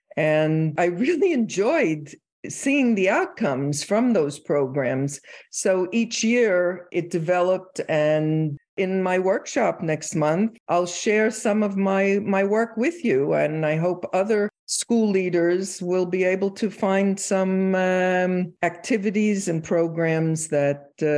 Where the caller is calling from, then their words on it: Phoenix, Arizona, United States; I'm in sunny Phoenix, Arizona.